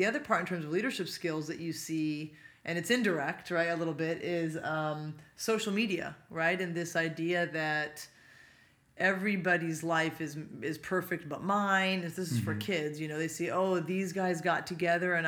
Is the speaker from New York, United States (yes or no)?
no; Poway, California, United States; also born or lived in Pasadena, California / San Luis Obispo, California; I grew up in Poway, so it's North County, San Diego here